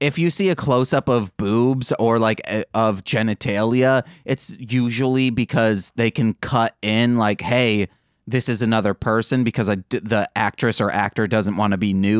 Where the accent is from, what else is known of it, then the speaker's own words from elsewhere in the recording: Michigan, United States; accent: Michigan; moved away; That's my Michigan accent coming out